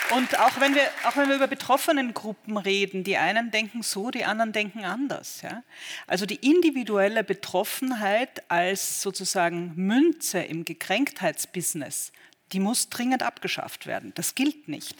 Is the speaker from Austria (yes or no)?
yes; Austria; moved away as an adult; now in Berlin, Germany; ich bin Österreicherin